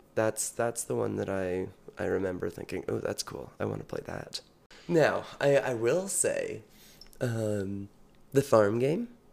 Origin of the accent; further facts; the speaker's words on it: British Columbia, Canada; also born or lived in Saskatchewan / United States; I was born in Saskatchewan, moved to British Columbia when I was fairly young, and have spent most of the years of my life here.